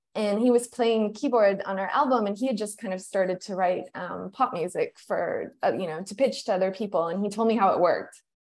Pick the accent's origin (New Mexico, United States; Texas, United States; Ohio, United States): New Mexico, United States; I grew up in New Mexico